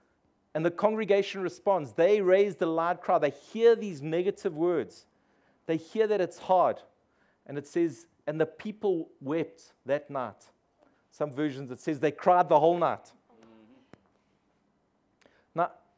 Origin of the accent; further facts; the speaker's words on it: London, United Kingdom; because I'm from the East End, I know how to drive, you know.